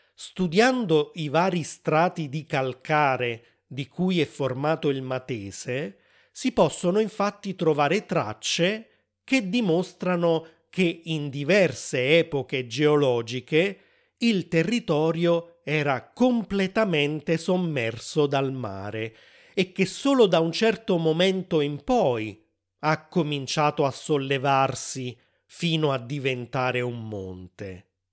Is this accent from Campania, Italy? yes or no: yes; Naples, Campania, Italy; Napoli, che è anche il capoluogo della regione e la città dove sono nato